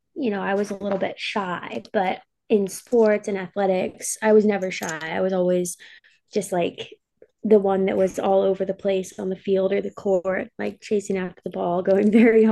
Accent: Alaska, United States; also born or lived in Boise; now in Seattle, United States; I grew up in Alaska

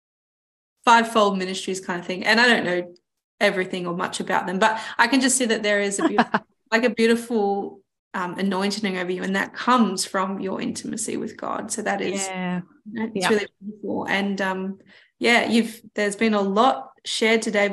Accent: Melbourne, Victoria, Australia; I grew up in Melbourne and there wasn't the beach

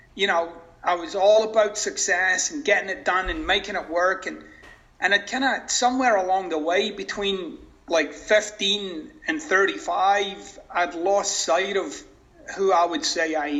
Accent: Scotland, United Kingdom; now in Florida, United States; I'm originally from Scotland.

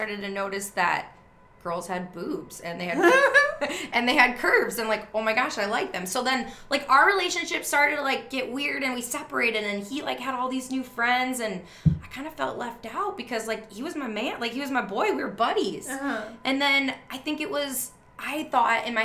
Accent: Wisconsin, United States; growing up as a kid, I grew up in Wisconsin

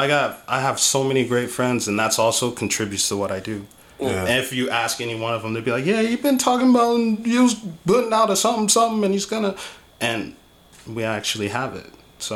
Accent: Portland, Oregon, United States; also born or lived in Arizona; now in Las Vegas, United States; I was born in Arizona, Portland. My pop got stationed in Portland, so we were there for the majority of my life.

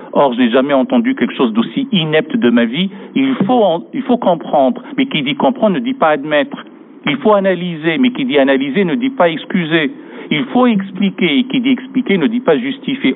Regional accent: France; chez nous, en France

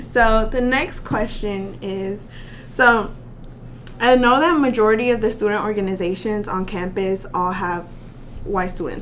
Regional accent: Little Rock, Arkansas, United States; moved away as an adult; now in Russellville, United States; I am from Little Rock

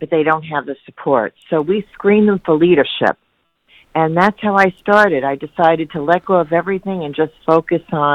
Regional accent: New York, United States; I'm from New York

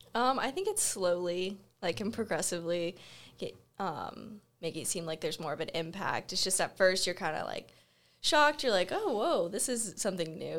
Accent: Florida, United States; moved away; I'm from Florida, right next to the beach

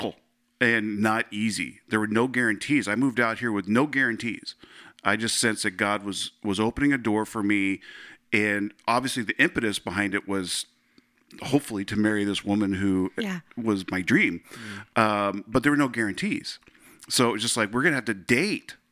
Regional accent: San Francisco, California, United States; moved away as an adult; now in New England, United States; spent the bulk of my childhood in and around San Francisco.

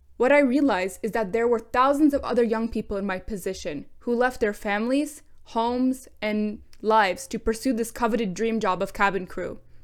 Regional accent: London, Ontario, Canada; moved away as an adult; now in Dubai, United Arab Emirates; I grew up in London, Ontario, to an overbearing and loving Southern European household

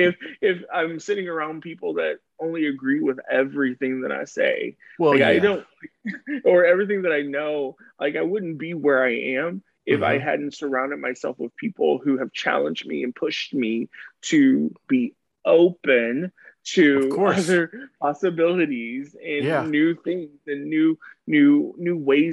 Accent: the South, United States; But we can, like I said, I'm from the South.

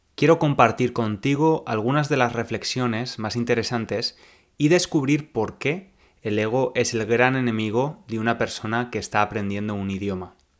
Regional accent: Spain; accent: Spanish; now in England; no tengo un acento similar al de un nativo tengo un acento claramente español

